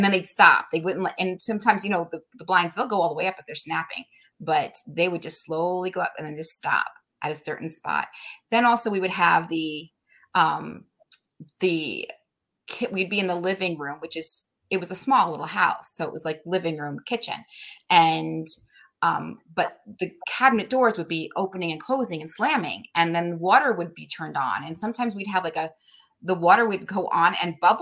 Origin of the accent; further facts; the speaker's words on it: Connecticut, United States; also born or lived in New Hampshire; I'm from Connecticut